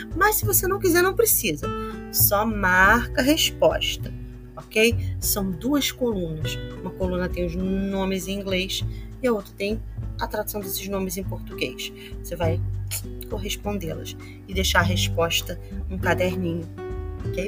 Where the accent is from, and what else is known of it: Brazil